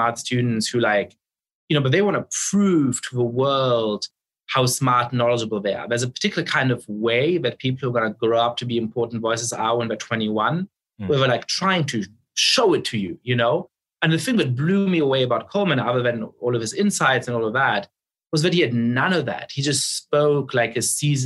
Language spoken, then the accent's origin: English; Munich, Bavaria, Germany; now in United States; I was growing up in Munich in the center of town